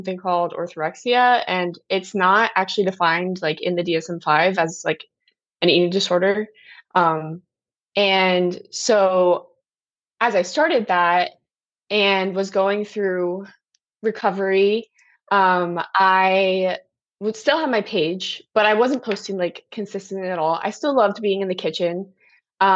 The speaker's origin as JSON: {"language": "English", "region": "New Jersey", "country": "United States", "moved": "yes", "lives_now": "Virginia, United States", "said": "I'm originally from New Jersey"}